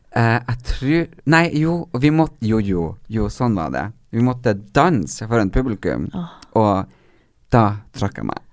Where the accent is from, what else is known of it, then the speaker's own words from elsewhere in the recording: Northern Norway, Norway; moved away; vi er fra Nord-Norge